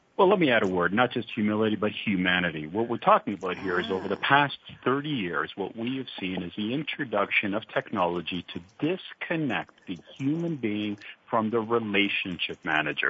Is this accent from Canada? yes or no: yes; Canada; accent: Canadian twang; now in Europe; I am originally Canadian, and uh, back then, back when I was young